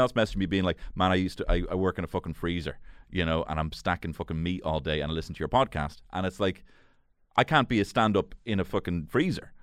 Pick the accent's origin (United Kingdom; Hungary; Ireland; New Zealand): Ireland; Dublin, Leinster; I grew up in Marino.